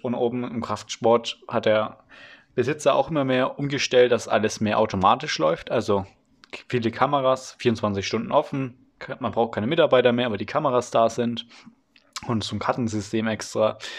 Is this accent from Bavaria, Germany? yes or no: yes; Franconia, Bavaria, Germany; Das ist hier in Franken so. Übrigens, ich komme aus Franken, aus Bayern